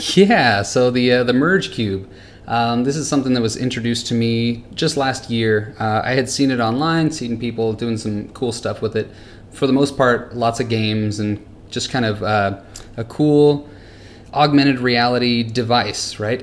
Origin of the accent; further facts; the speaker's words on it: California, United States; moved away as an adult; now in Singapore; I'm originally from California